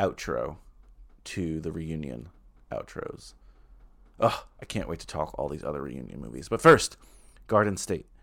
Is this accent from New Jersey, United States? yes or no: yes; Bergen County, New Jersey, United States; I grew up in Bergen County